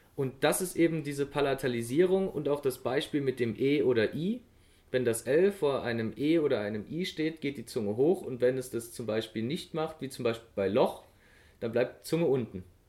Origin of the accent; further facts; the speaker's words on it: Germany; für uns Deutsche